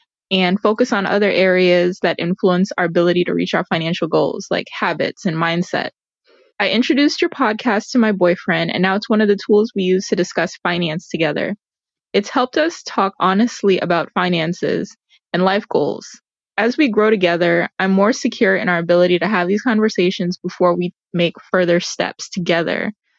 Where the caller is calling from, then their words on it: Virginia, United States; from Northern Virginia, but like you, I'm also first generation from Jamaica.